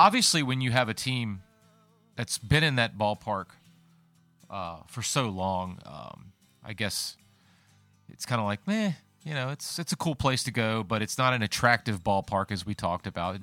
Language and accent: English; Colonial Beach, Virginia, United States; moved away as an adult; now in Fredericksburg, United States; I grew up actually thirty miles east of here in Colonial Beach.